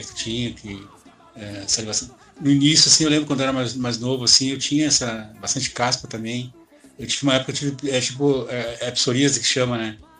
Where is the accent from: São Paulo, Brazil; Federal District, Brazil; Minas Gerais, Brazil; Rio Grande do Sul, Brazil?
Rio Grande do Sul, Brazil; sou aqui do sul aqui, do Rio Grande do Sul